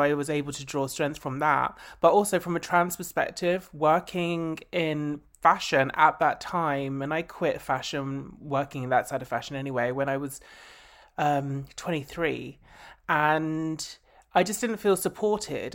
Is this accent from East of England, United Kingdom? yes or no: yes; Essex, East of England, United Kingdom; I grew up in Essex.